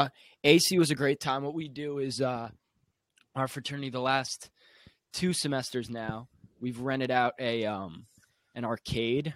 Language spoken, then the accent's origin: English; Long Island, New York, United States; I'm from Long Island, New York